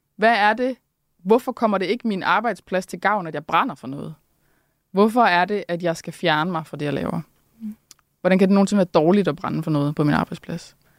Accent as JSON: {"language": "Danish", "town": "Randers", "region": "Central Denmark Region", "country": "Denmark", "said": "jeg er også fra Randers"}